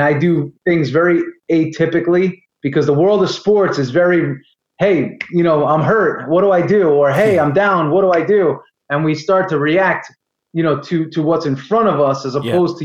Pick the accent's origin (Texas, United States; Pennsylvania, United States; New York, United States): New York, United States; New York area, United States; moved away as an adult; also born or lived in Florida; I'm from the New York area as you may be able to tell from my accent.